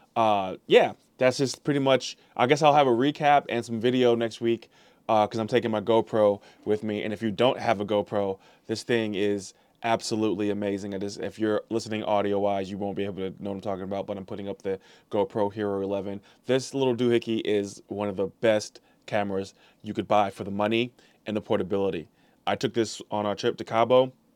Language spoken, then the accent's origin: English; St. Louis, Missouri, United States; I am a Missouri guy. I'm from Saint Louis.